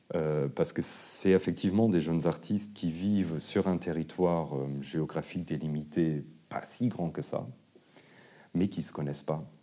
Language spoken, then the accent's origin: French; Luxembourg; moved away; je venais du Luxembourg